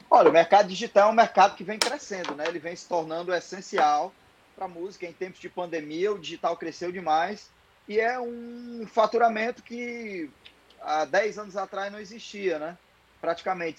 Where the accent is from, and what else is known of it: Ceará, Brazil